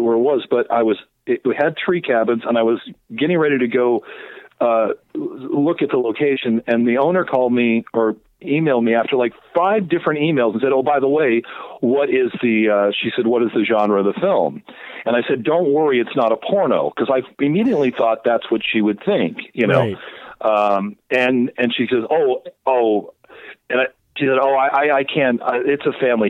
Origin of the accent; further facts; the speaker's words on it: Oregon, United States; I grew up in Oregon.